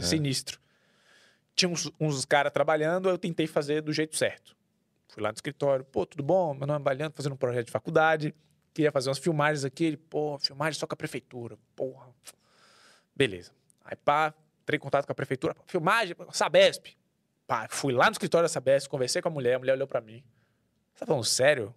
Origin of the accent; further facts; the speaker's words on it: Bahia, Brazil; also born or lived in Lauro de Freitas / São Paulo; eu sou baiano